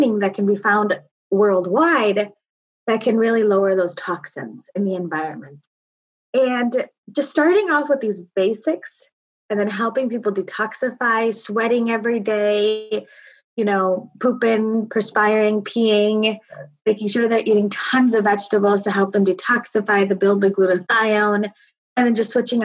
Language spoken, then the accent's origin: English; Naperville, Illinois, United States; I was born and raised in Naperville, Illinois, to people who were born and raised on the other side of the country.